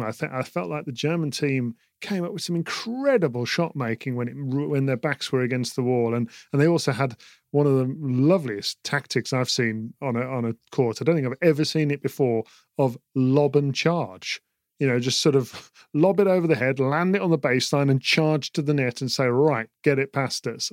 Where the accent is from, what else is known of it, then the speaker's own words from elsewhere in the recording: United Kingdom; as a British person